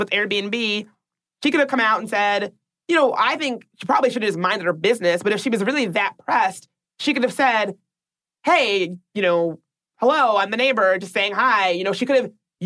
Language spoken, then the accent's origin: English; Washington, District of Columbia, United States; my hometown of Washington, D.C.